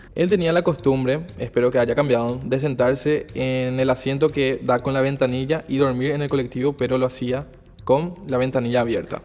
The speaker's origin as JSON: {"language": "Spanish", "country": "Paraguay", "moved": "as an adult", "lives_now": "Asunción, Paraguay", "said": "soy del interior del país, de una ciudad muy pequeña, a unos 180 kilómetros de la capital"}